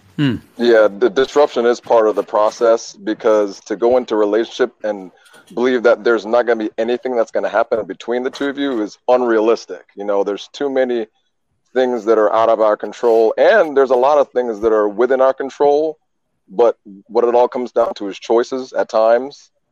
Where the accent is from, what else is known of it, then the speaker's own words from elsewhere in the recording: Jamaica; I was born in Jamaica.